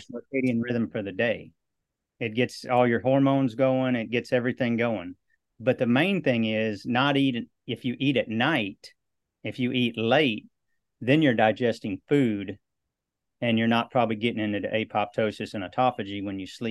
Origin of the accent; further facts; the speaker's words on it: Western Iowa, United States; now in Southeast Texas, United States; I grew up in Western Iowa